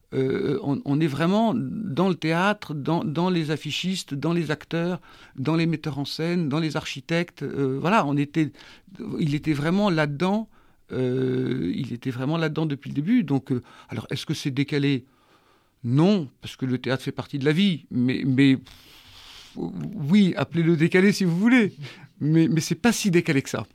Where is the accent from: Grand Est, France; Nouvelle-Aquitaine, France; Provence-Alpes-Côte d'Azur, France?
Nouvelle-Aquitaine, France; Pauillac; j'ai vécu toute mon enfance à, Mouton, enfin une grosse partie de mon enfance à Mouton